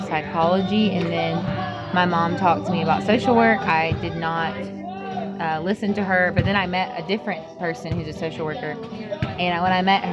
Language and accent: English; Alabama, United States; I'm from America, from the state of Alabama.